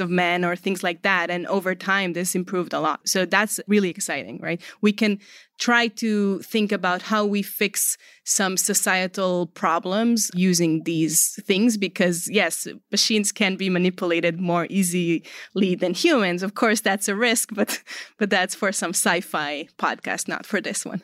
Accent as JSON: {"language": "English", "country": "Israel", "moved": "yes", "said": "I'm originally from Israel."}